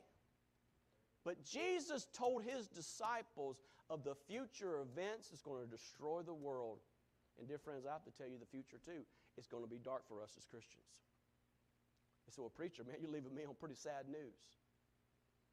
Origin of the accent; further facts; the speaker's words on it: United States; As an American